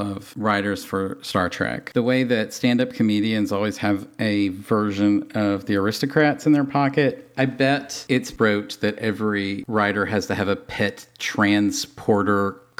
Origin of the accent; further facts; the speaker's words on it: Tennessee, United States; As a kid raised in Tennessee